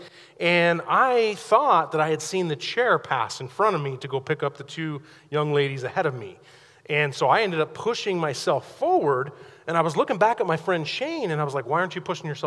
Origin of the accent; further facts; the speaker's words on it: Pocatello, Idaho, United States; I grew up over in Pocatello